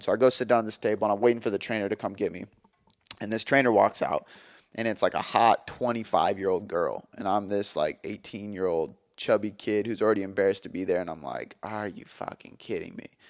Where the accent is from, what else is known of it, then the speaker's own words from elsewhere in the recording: Milton, Washington, United States; also born or lived in Des Moines; my hometown of Milton